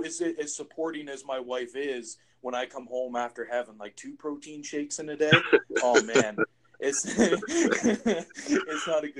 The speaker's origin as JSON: {"language": "English", "region": "East Coast", "country": "United States", "said": "I'm from the East Coast. Yep. We eat rabbit."}